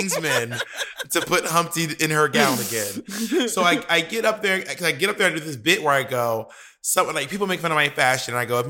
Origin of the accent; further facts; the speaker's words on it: Atlanta, Georgia, United States; also born or lived in New York; We were in Atlanta, Georgia, which is my hometown.